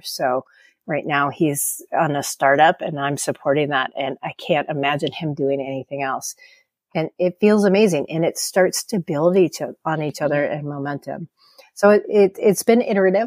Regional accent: California, United States; I'm from California

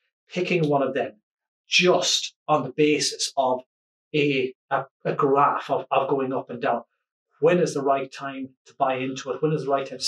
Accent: Ireland; as an Irish person

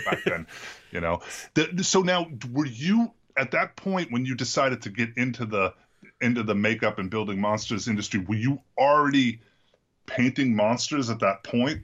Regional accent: Massachusetts, United States; I'm from Massachusetts

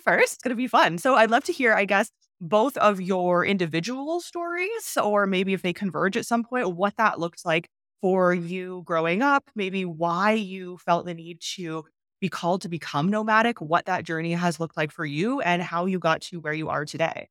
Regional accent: Canada; moved away as an adult; I'm from Canada

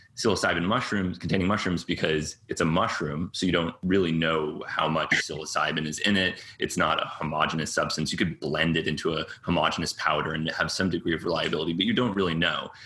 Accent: Cambridge, Massachusetts, United States; born or raised there; also born or lived in New York

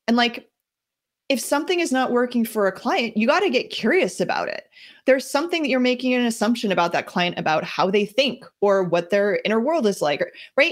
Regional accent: New Jersey, United States; now in Boston area, United States; I'm from New Jersey originally

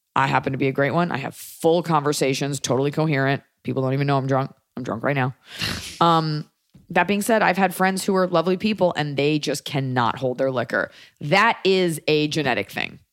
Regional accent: Texas, United States; As a Texan, a lover of Austin

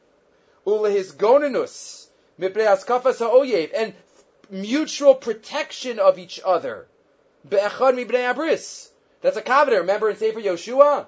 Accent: United States; moved away; I grew up in the United States.

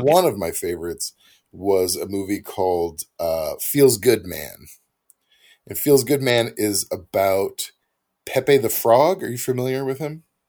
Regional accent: Missouri, United States; moved away; I'm from Missouri originally

